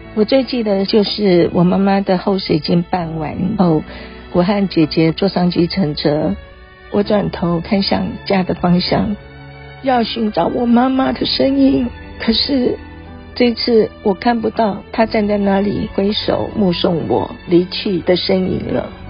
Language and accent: Chinese; Chenggong, Taitung County, Taiwan; 我是来自台东成功镇都立部落的